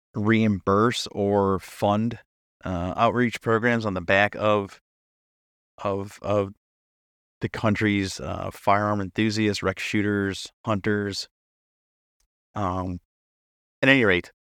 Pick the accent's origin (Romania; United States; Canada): United States; New Hampshire; my home state of New Hampshire